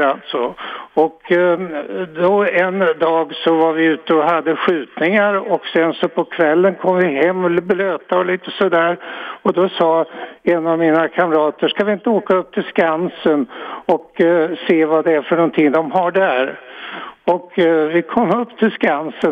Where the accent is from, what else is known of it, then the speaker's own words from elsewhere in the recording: Örebro, Örebro County, Sweden; moved away as an adult; jag kommer från Örebro och eh, det var väl inte några särskilda intressanta saker där egentligen alltså. Vi gick i särskilt eh, läroverk